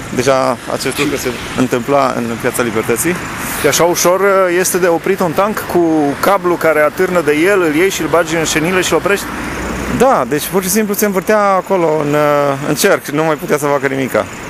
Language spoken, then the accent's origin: Romanian; Alba Iulia, Alba County, Romania; eu am crescut la Alba Iulia